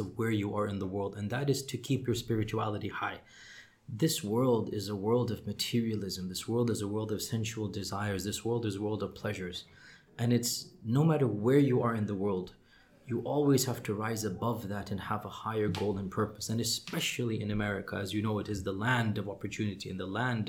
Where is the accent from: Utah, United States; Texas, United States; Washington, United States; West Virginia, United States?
Texas, United States; Houston; first language English; also born or lived in Medina; I was born in Houston, Texas